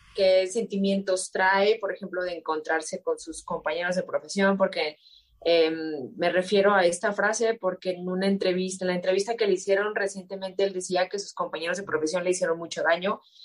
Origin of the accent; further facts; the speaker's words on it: Mexico; yo como mexicana